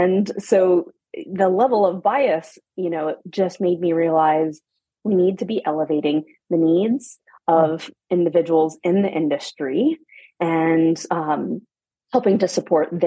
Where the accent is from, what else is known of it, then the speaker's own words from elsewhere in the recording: Atlanta, Georgia, United States; moved away as an adult; also born or lived in Germany / Paris; I'm from Atlanta, Georgia. I'm a mom. I have two young boys, but I'm originally from Atlanta